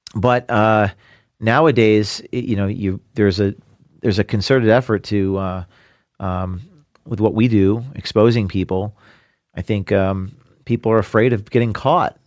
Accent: New Jersey, United States; I'm from New Jersey

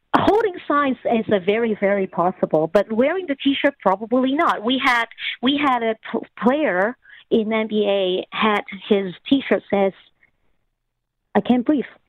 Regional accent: Canada; certain values that we have as Canadian

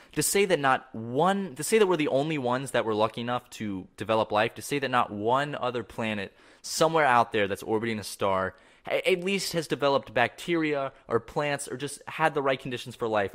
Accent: Charleston, South Carolina, United States; I grew up in Charleston, South Carolina

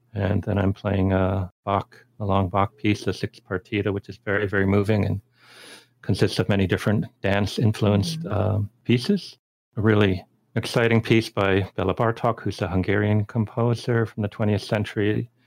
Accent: Boston, Massachusetts, United States; moved away; they had a nice program in Boston uh, where I grew up

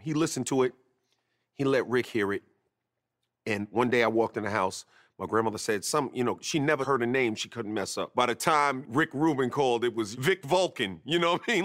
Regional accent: New York City, New York, United States; also born or lived in North Babylon, Long Island; I was raised in Queens, but I also spent a lot of time during my formative years in North Babylon, Long Island

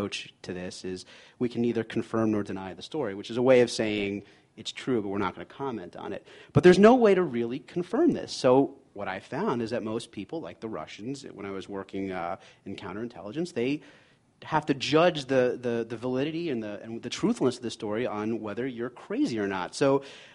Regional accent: New York, United States; also born or lived in Boston; I'm a New Yorker.

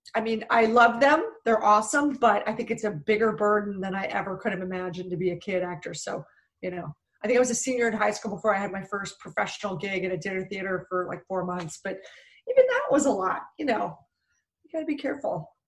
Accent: Philadelphia, Pennsylvania, United States; now in Los Angeles, United States; originally from Philadelphia

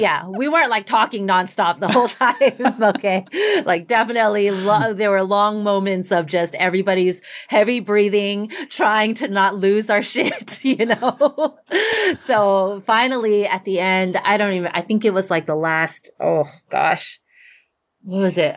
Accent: Texas, United States; moved away; in my hometown, like, community, um, back in Texas

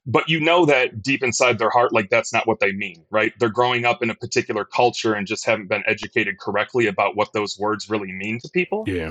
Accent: Detroit, Michigan, United States; now in Chicago, United States; I grew up in Detroit

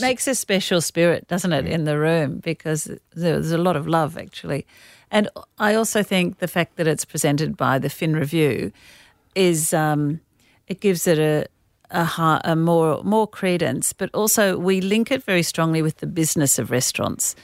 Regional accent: Australia

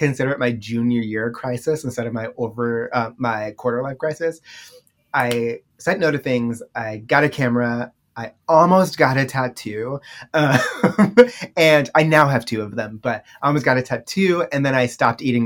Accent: Baltimore, Maryland, United States; now in New York City, United States; I'm originally from Baltimore, Maryland

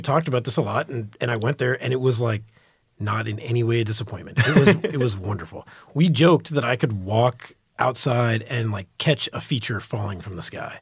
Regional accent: Dallas, Texas, United States; also born or lived in New York / Florida; growing up in Texas, reading Texas Monthly and, and D Magazine

